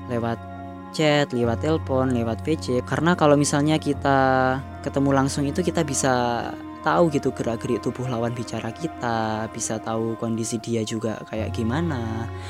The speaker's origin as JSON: {"language": "Indonesian", "town": "Surabaya", "region": "East Java", "country": "Indonesia", "accent": "Surabaya Javanese", "first_language": "Javanese", "second_language": "Indonesian", "said": "karena bahasa Jawa itu bahasa ibuku lebih tepatnya bahasa Surabayaan lah soalnya aku orang Surabaya ketok kan medok"}